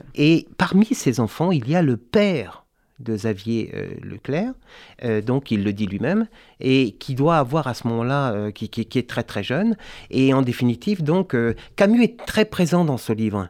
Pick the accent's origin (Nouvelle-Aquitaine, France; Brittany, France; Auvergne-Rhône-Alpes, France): Brittany, France; je suis breton